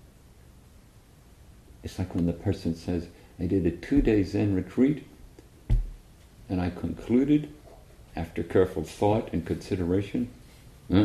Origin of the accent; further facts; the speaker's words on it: Northern Ireland, United Kingdom; I come from Northern Ireland